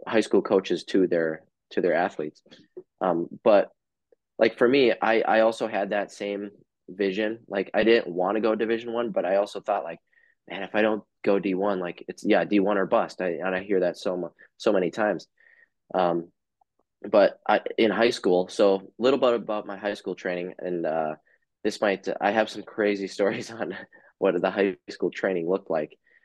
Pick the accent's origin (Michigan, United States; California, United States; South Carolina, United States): Michigan, United States; Upper; moved away; I grew up in Upper Michigan